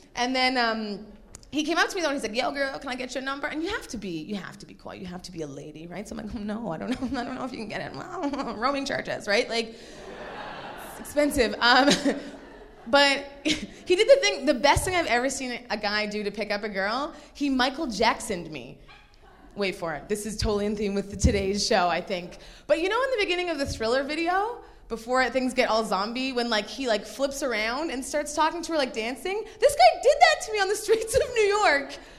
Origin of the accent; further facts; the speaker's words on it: Nigeria; now in Toronto, Canada; I was born in Nigeria